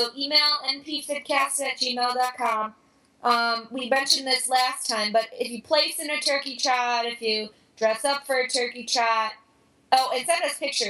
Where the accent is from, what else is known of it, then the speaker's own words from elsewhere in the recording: Chicago, Illinois, United States; My family is all Bears fans because we're from Chicago.